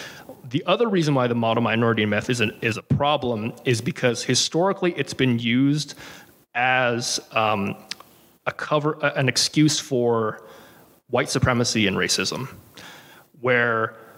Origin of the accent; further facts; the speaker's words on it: Santa Barbara, California, United States; born and raised in Santa Barbara, California.